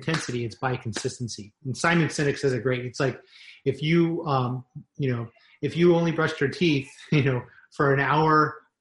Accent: Las Vegas, Nevada, United States; growing up in Las Vegas

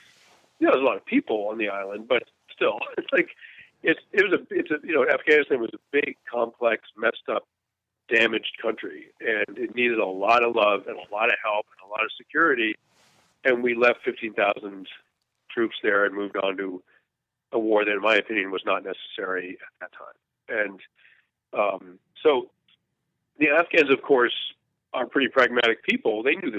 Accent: United States; I grew up here in Vietnam when the military's reputation was pretty complicated in this country.

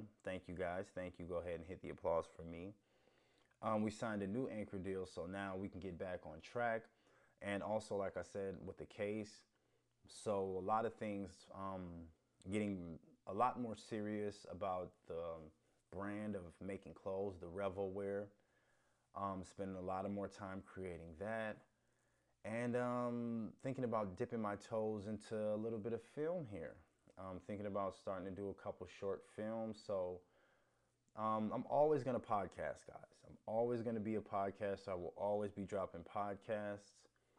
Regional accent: Chicago, Illinois, United States; I was born on the South Side, raised on the South Side.

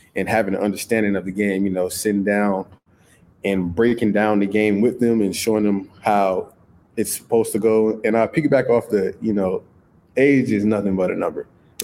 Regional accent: St. Petersburg, Florida, United States; So it was, in growing up in St. Pete, it was hard.

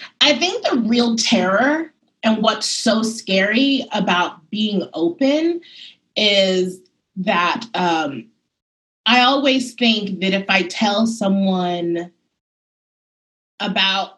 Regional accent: New York City, New York, United States; I'm very much from Bed-Stuy. I'm very much from Harlem

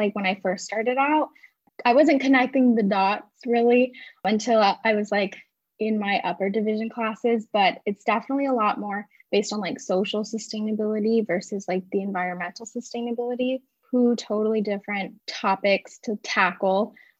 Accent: San Diego, California, United States; Yeah, I'm calling in from San Diego, California. I was born and raised here, but I left for college, so I just moved back for the position that I'm

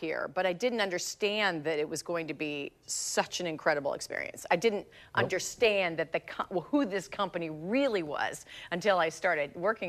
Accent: Medford, Oregon, United States; moved away as an adult; also born or lived in Columbus, Ohio; now in Jacksonville, United States; Medford, Oregon, which is where, that was my hometown.

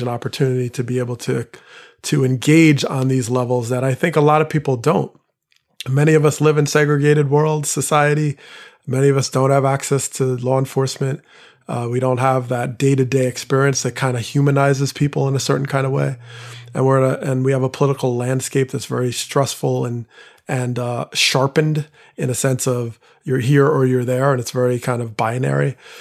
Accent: Teaneck, New Jersey, United States; I grew up in Teaneck, New Jersey, one of the first towns to voluntarily desegregate.

